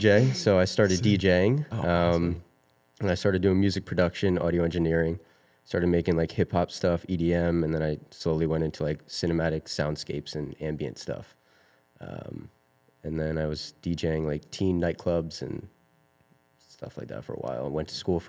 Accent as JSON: {"language": "English", "region": "New Jersey", "country": "United States", "said": "I am 24. I'm from New Jersey."}